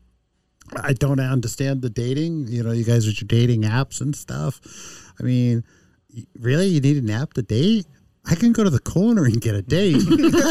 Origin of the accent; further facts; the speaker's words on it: Boston, Massachusetts, United States; when I grew up in Boston as a kid, when I was 18, I was a bouncer in a couple of bars